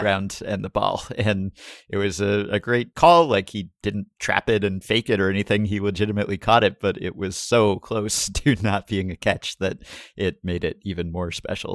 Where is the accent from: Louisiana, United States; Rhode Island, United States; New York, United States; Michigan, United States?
New York, United States; as a New Yorker and a former Yankee fan